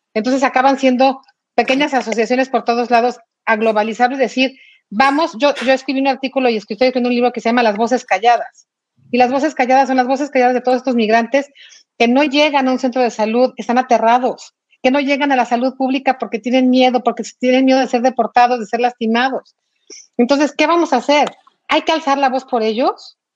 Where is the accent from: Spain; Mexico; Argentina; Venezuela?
Mexico; moved away as an adult; como mexicana